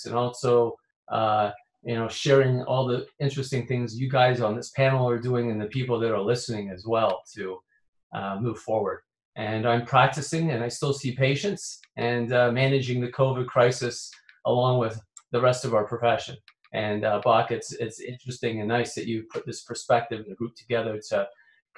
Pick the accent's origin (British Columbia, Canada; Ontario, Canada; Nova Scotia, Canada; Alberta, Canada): Ontario, Canada; Toronto; moved away as an adult; now in Chicago, United States; I'm originally from Toronto